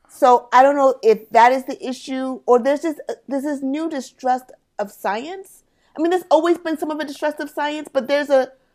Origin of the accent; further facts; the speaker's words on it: United States; I am first generation American Sierra Leonean. So my mm. parents are born and raised in Sierra Leone. I was born and raised here in the States.